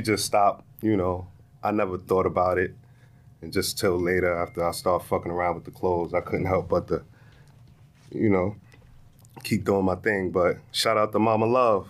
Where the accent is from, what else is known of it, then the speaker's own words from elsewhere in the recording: New York City, New York, United States; My hometown